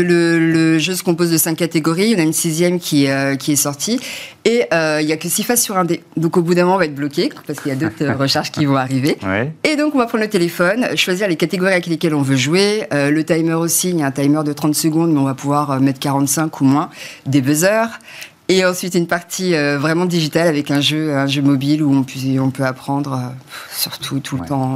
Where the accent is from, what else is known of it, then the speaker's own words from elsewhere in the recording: France; also born or lived in Belgium / United States; je suis née en Belgique, j'ai grandi en France, mes parents sont Guyane